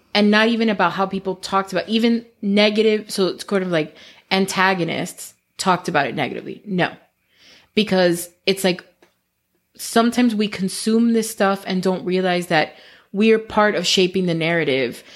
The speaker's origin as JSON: {"language": "English", "country": "United States", "tie": "born or raised there", "said": "I was born here."}